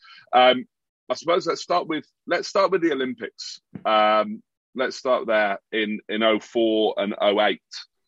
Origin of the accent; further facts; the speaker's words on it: Plymouth, South West England, United Kingdom; my hometown of Plymouth.